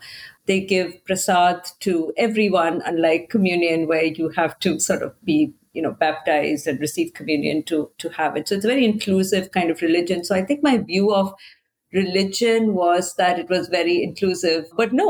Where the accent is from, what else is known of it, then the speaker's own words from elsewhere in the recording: India; moved away as an adult; now in United States; I grew up Catholic in India